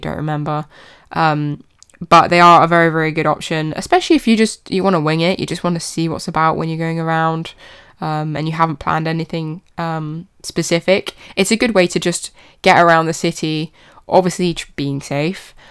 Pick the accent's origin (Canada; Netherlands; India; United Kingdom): United Kingdom; even in my hometown